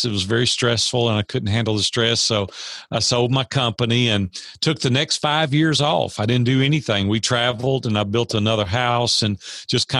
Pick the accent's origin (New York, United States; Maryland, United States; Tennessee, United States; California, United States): Tennessee, United States; Nashville; I'm a native Nashvilleian. I grew up in Nashville, Tennessee